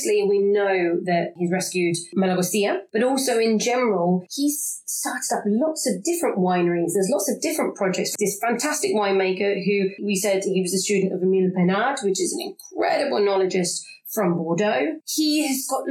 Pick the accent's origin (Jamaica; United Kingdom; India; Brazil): United Kingdom; England; accent: English; my English accent